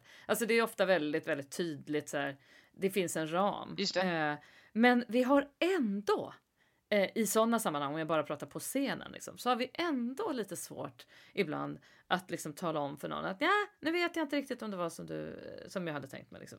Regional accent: Sweden; som svensk

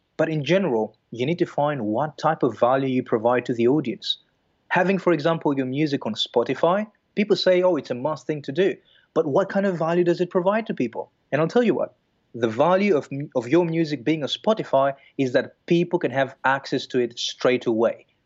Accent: Greece; moved away as an adult; also born or lived in Belgium; I'm, I'm originally from Greece. And then I moved to Belgium at the age of twenty-two.

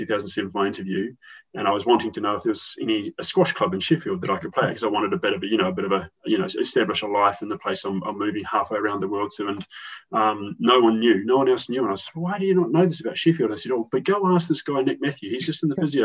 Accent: New Zealand; accent: New Zealand; moved away as an adult; now in United Kingdom; I was educated in New Zealand at our main sports science university and was involved in rugby union

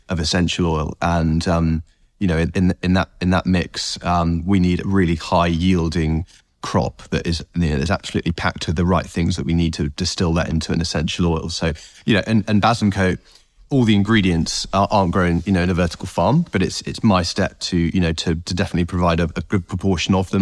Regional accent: North Herefordshire, West Midlands, United Kingdom; I grew up in North Herefordshire

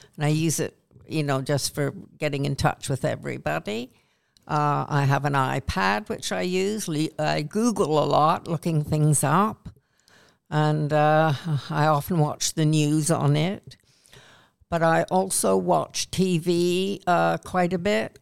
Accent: Canada; accent: Canadian; moved away as an adult; now in England, United Kingdom; although I was born in Canada, I've been in England since nineteen sixty-six, married an Englishman, and I feel more English than Canadian now, even though I sound Canadian still

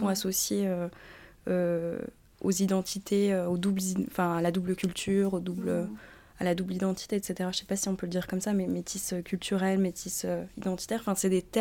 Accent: France; born there; moi je suis française, je veux dire, je suis née en France.

